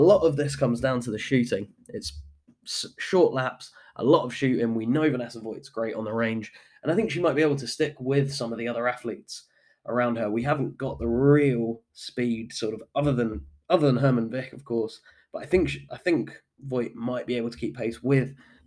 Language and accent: English; United Kingdom; moved away; my home country. This is … in the UK